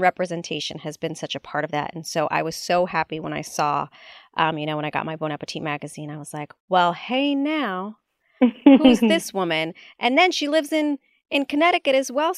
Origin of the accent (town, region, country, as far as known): Puerto Rico